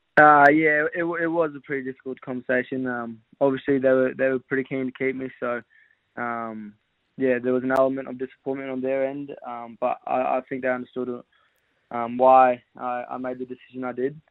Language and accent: English; Western Australia, Australia; now in Victoria, Australia; I'm originally from Western Australia, so um, I got I got a bit of family here as well. So I've lived here for yeah eight or eight or so years